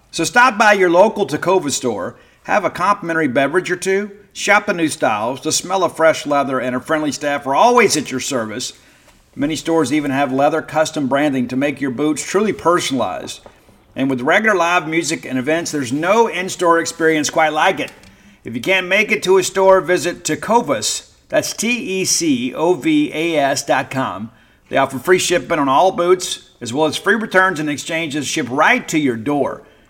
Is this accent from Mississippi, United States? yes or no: yes; Columbia, Mississippi, United States; moved away; I was in my hometown of Columbia, Mississippi yesterday.